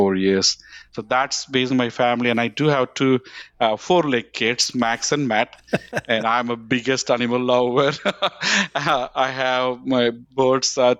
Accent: Vellore, Tamil Nadu, India; English is a second language; moved away as an adult; also born or lived in Atlanta, Georgia; now in United States; I born in a, of course, in a southern part of India. It's called Vellore, the state called Tamil Nadu

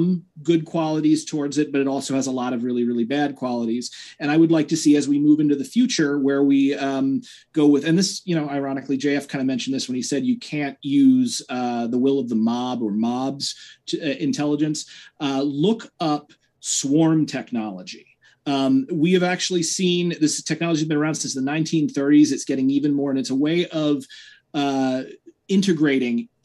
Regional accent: New York City, New York, United States; I'm from Manhattan

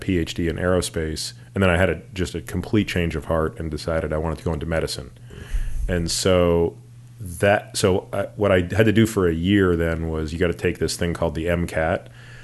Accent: Toronto, Ontario, Canada; moved away as an adult; now in United States; I grew up in Toronto

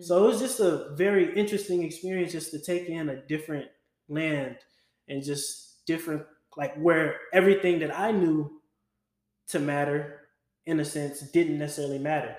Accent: Louisiana, United States; a kid growing up in Louisiana

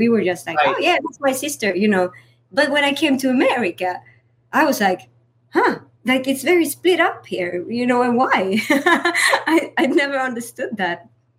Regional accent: Sweden; now in United States; I got to say the thing that I really like about growing up in Sweden versus here

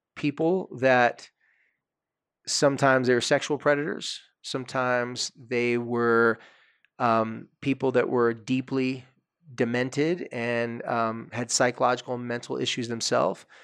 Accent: Carlsbad, California, United States; had an apartment across the street from the beach in my hometown on the street that I loved more than any other street. The street's called Acacia Street in Carlsbad, California.

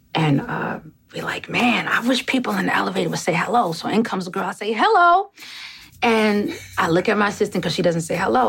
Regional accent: New York, United States; moved away; also born or lived in Atlanta, Georgia; as a New Yorker

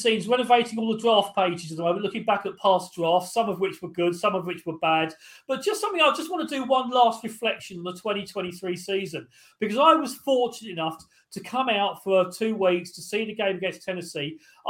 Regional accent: United Kingdom; as a Brit

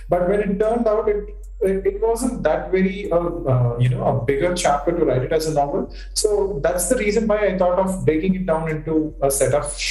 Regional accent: Chennai, Tamil Nadu, India; I was born and brought up in Chennai

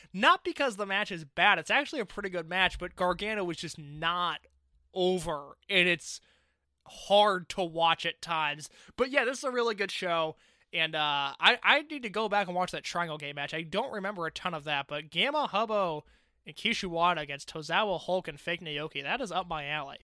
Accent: Indiana, United States; I'm from Indiana

